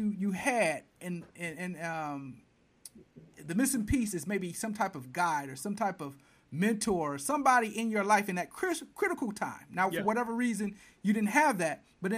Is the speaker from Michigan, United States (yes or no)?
yes; Flint, Michigan, United States; now I'm a guy from Flint